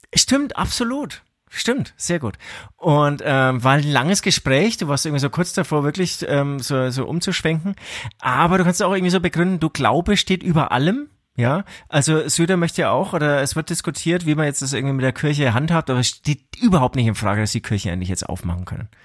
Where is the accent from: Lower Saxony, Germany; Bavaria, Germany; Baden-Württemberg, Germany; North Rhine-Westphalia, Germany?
Bavaria, Germany; Franconia; bei uns in Franken